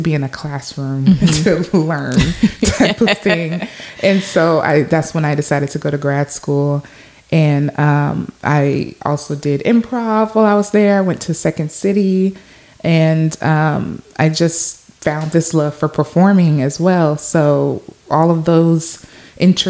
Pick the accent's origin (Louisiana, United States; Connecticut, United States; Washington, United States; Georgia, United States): Louisiana, United States; Shreveport; also born or lived in Los Angeles, California; I'm from Shreveport, Louisiana, originally